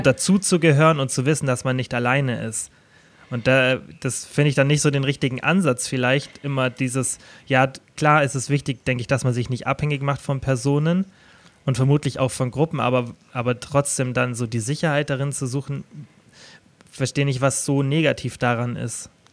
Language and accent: German; Kempten, Bavaria, Germany; bei mir zum Beispiel in meiner Heimatstadt Kempten mit den 70.000 Einwohnern